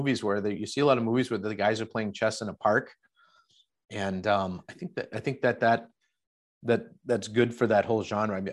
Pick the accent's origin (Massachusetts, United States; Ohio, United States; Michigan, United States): Massachusetts, United States; Boston; I grew up in Boston.